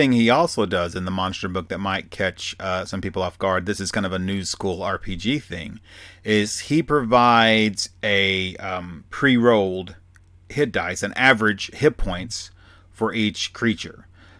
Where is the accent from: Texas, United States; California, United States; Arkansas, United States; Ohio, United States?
Arkansas, United States; accent: Southern; I got real Southern right there at the end there because I'm from Arkansas.